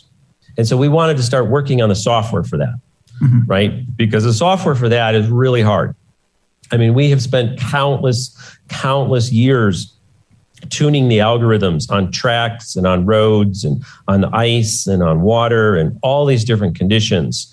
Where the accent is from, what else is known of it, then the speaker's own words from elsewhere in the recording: Detroit, Michigan, United States; I grew up in Detroit